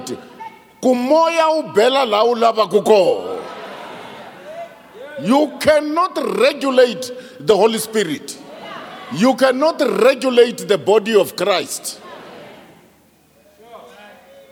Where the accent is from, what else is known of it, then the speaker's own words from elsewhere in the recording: South Africa; I am from Petanenge, a lousy village. I'm not from New York, Chicago, Moscow